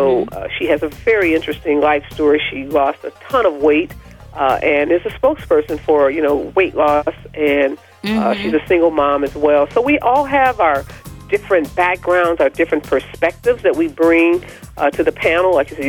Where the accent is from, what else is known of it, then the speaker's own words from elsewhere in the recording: Midwest, United States; She grew up in the Midwest. I'm from the Midwest.